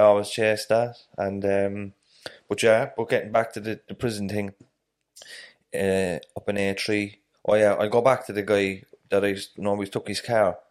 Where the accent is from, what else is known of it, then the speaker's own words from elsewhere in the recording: Dublin, Leinster, Ireland; moved away; also born or lived in Cork; I'm originally from Dublin. I've a lot of family in Dublin